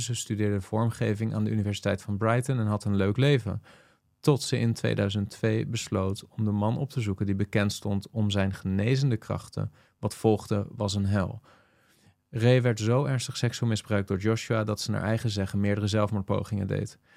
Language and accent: Dutch; Netherlands; velen van ons als Nederlanders